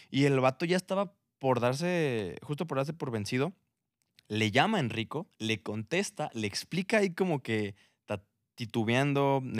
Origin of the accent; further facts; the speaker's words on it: Mexico; oye, güey, somos mexicanos, nos encanta el picante